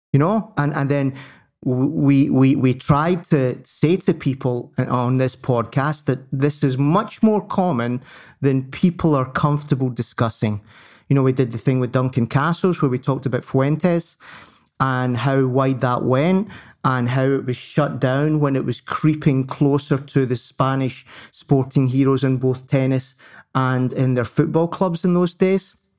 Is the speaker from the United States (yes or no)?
no; Scotland, United Kingdom; I'm I'm British before I'm Scottish